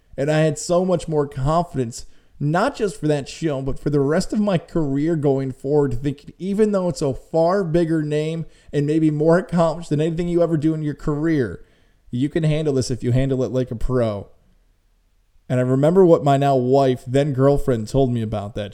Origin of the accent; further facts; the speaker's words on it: Syracuse, New York, United States; growing up in Syracuse